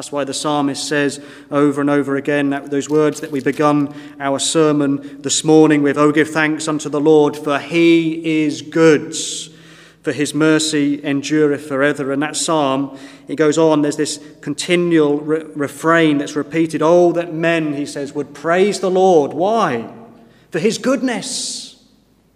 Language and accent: English; Woking, South East England, United Kingdom; when I grew up in Woking